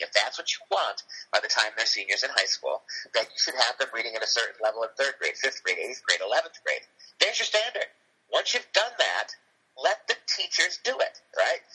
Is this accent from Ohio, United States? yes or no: yes; Cleveland, Ohio, United States; moved away as an adult; now in Wisconsin, United States; I grew up in Cleveland, Ohio, West Park